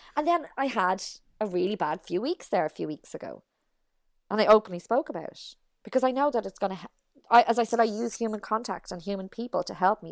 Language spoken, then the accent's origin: English; Ireland; moved away as an adult; also born or lived in United States